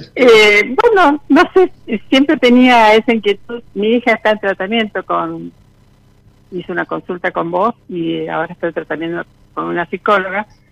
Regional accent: Santa Fe, Argentina; de Santa Fe.

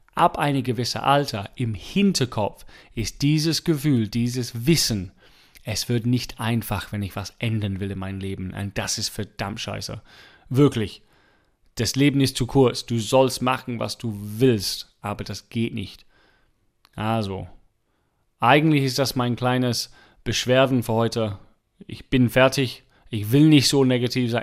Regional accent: England, United Kingdom; German is a second language; now in Germany; ich als Engländer

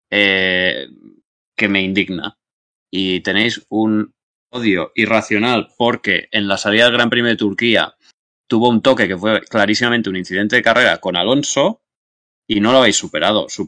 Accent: Andorra; Yo soy de Andorra. En todo caso, o sea, si tengo que elegir un grupo de Eurofans, voy con Andorra.

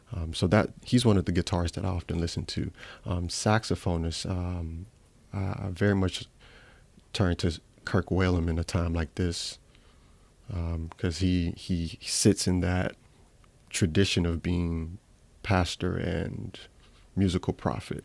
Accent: Atlanta, Georgia, United States; also born or lived in Ghana; I was born in Ghana, lived there for seven years, came and immigrated to the United States, to Southwest Atlanta.

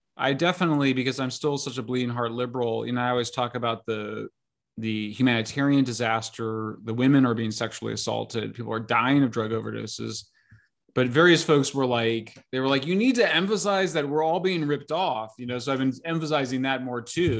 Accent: San Francisco, California, United States; my hometown paper

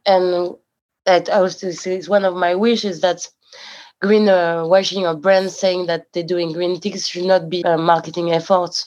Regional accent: Paris, Île-de-France, France; I was born in Paris and I grew up in Paris

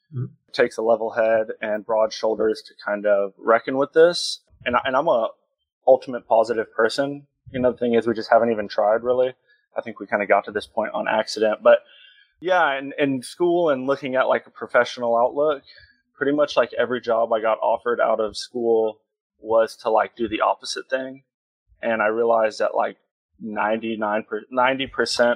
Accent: Texas, United States; from Texas, seventh generation. Grew up on a farm out here

